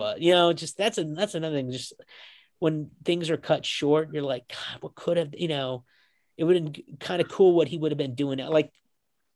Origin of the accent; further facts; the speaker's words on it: Kansas, United States; I'm from Kansas